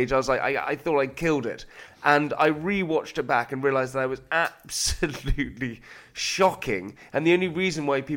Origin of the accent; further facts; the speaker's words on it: United Kingdom; being British